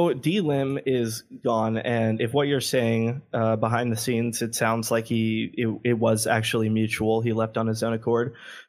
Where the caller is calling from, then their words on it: Los Angeles, California, United States; Sunny and too hot Los Angeles, my friend.